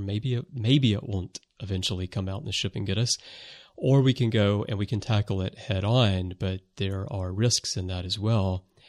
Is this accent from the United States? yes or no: yes; United States; now in Japan; I am American